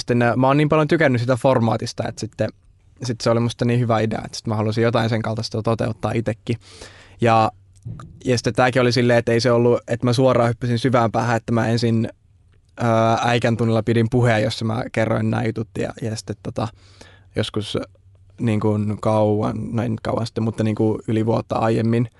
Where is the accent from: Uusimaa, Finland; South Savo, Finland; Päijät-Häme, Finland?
Uusimaa, Finland; Vantaa; mä tuun tuolta Vantaan perukoilta